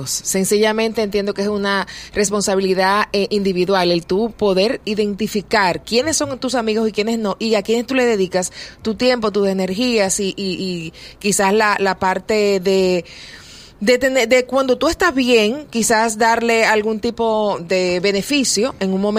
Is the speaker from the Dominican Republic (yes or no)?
yes; Dominican Republic; en el el caso de los que somos dominicanos